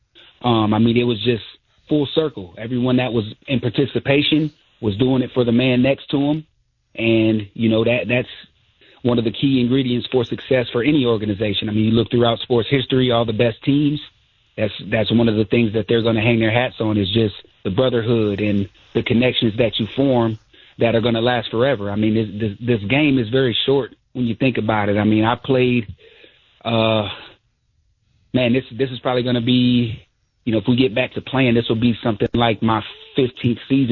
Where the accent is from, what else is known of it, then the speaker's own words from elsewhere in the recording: Fostoria, Ohio, United States; I'm from Fostoria, Ohio